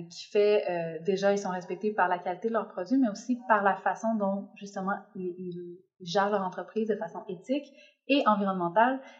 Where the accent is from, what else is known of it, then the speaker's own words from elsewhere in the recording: Quebec, Canada; moved away; also born or lived in Mexico; moi j'ai habité plusieurs années au Mexique donc j'ai quitté le Québec assez assez jeune puis j'ai fait ma vie un peu au Mexique ensuite j'ai découvert la Colombie